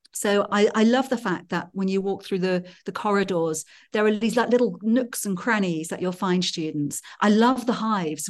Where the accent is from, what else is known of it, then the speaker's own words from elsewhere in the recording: Wales, United Kingdom; now in Switzerland; I grew up in Wales in the mountains